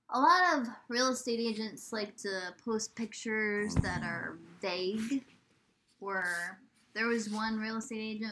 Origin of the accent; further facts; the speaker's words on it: New York, United States; also born or lived in Maine / Pawtucket, Rhode Island; now in Vermont, United States; I'm from New York.